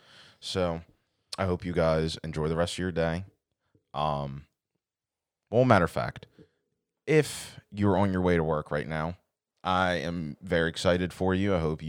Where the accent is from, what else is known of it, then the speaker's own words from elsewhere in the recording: United States; Well, we're American, so we do.